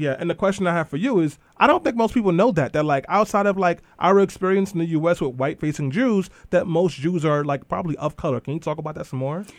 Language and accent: English; New York City, New York, United States; I'm born and raised in East New York and Flatbush